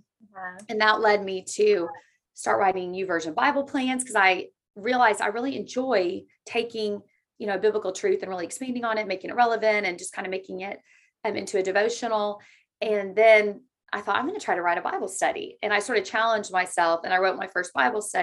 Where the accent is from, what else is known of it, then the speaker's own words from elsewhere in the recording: Oklahoma, United States; I was born in Oklahoma and I've just lived here my whole life